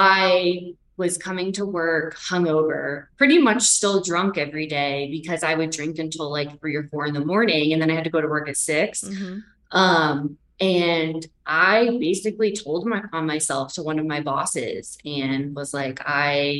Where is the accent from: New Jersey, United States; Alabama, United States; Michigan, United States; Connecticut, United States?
Connecticut, United States; Stonington; moved away; I grew up in Stonington, Connecticut. Mystic